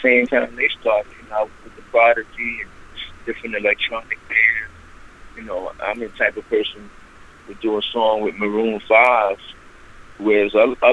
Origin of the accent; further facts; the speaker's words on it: New York City, New York, United States; I grew up in the Bronx